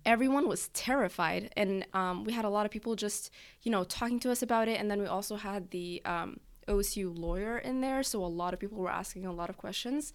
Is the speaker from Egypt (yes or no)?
yes; Egypt; now in United States; I'm from Egypt